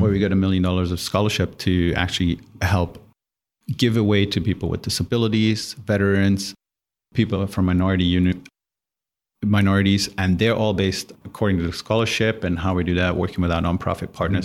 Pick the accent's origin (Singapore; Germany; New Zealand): Germany; English is a second language; moved away; I grew up in Germany in a tiny little village, like two thousand people